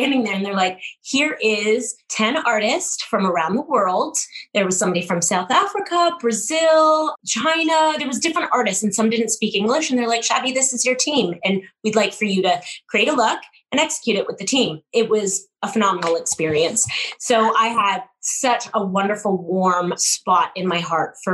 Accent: Canada; I'm a Canadian through and through, born and raised

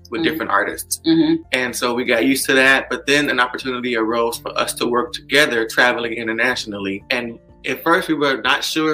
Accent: Chicago, Illinois, United States; I'm originally from Chicago, Illinois

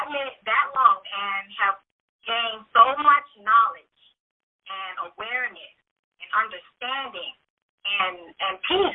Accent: Louisiana, United States; moved away as an adult; now in Houston, United States; I am from Louisiana, born and raised in Louisiana, was adopted. And then later on after high school, I ran away from where I was during my high school year and decided to go and live in the Houston area.

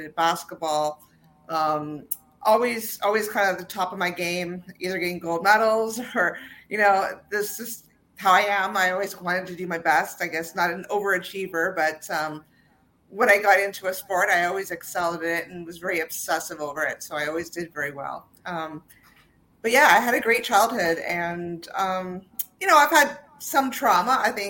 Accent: Ontario, Canada; also born or lived in Toronto; So I was born in Toronto, and okay. My father was, he's now retired, a police officer. So I actually ended up, you know, traveling all throughout Ontario because of his job

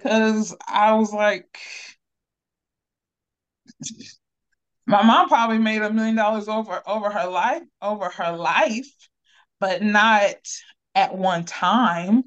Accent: Akron, Ohio, United States; I'm from Akron, Ohio.

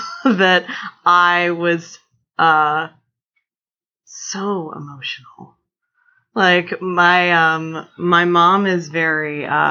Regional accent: Cambridge, Maryland, United States; moved away; also born or lived in Baltimore; I grew up on the eastern shore of Maryland in a town called Cambridge, which when you tell people that you're from Cambridge, it's very good for them for a second.

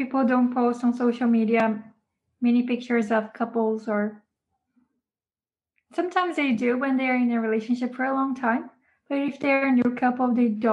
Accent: Brazil; now in Japan; I grew up in Brazil

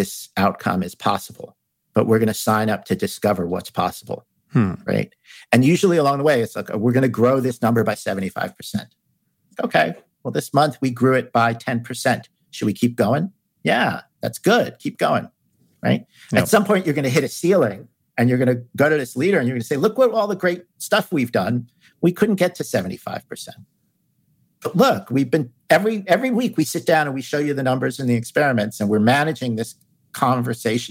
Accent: New York City, New York, United States; I grew up in New York City

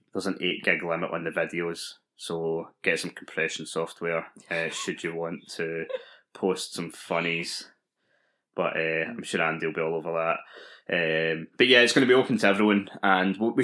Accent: Scotland, United Kingdom; I'm Scottish

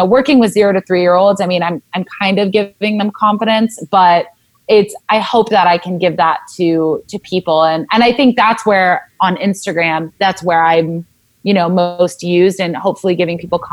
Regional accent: Southern California, United States; I grew up in Southern California

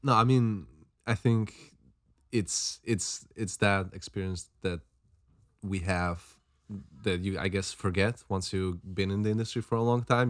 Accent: Slovakia; now in London, United Kingdom; I'm from Slovakia

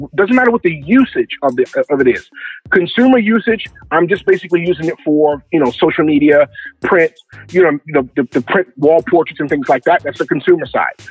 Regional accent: Baltimore, Maryland, United States; I'm originally from Baltimore, Maryland

